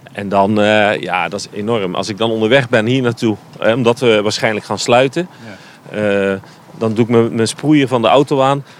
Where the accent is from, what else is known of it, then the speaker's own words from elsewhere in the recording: Netherlands; wij als Nederlander